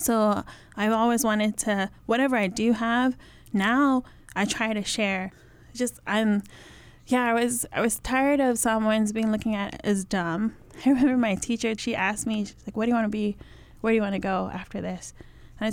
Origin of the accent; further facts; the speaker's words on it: Hawaii, United States; I grew up in Hawaii. I'm Samoan